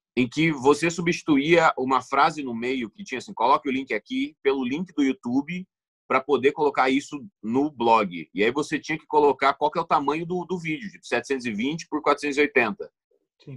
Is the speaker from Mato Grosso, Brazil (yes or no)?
yes; Sinop, Mato Grosso, Brazil; also born or lived in Cuiabá; eu cresci é, em Cuiabá, onde eu nasci, no, no, no capital, na capital do Mato Grosso. Uhum. E depois eu fui para Sinop, que é uma cidade no interior do Mato Grosso, e foi lá que eu cresci